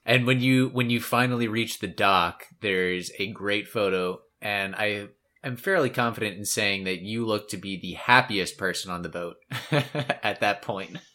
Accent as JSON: {"language": "English", "country": "United States", "said": "we we are Americans by default"}